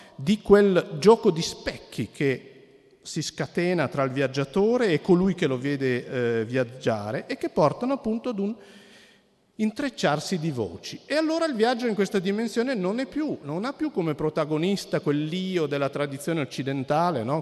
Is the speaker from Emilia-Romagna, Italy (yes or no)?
no; Cuneo, Piedmont, Italy; come sentirete forse poi dal mio accento non propriamente toscano, io sono di Cuneo